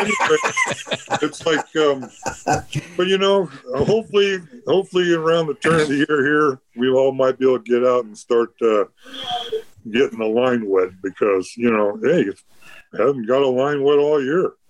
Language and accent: English; Pismo Beach, California, United States; moved away as an adult; also born or lived in Burbank, California / Pacific Northwest; born in Burbank, California. I'm a native Californian. Spent most of my life down in Pismo Beach, California.